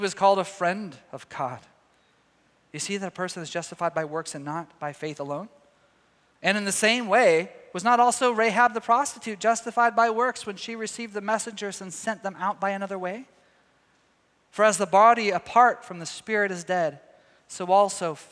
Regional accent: Texas, United States; moved away; my home state of Texas. All my family's down there

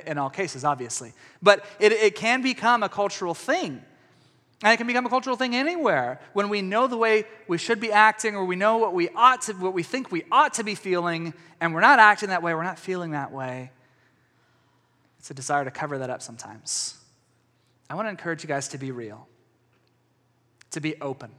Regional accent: East Texas, United States; I come from East Texas

